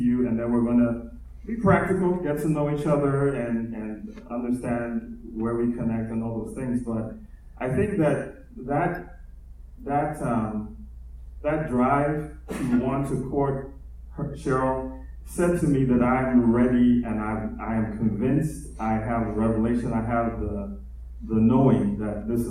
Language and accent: English; United States; I'm also a Ghanaian and Nigerian man, born in America